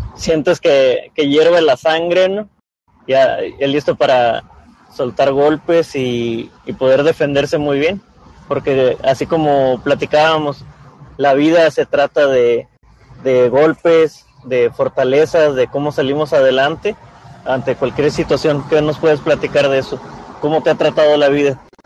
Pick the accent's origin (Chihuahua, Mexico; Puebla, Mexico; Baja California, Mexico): Baja California, Mexico; Tijuana; yo también soy, soy fuera de la ciudad, pero prácticamente hecho en Tijuana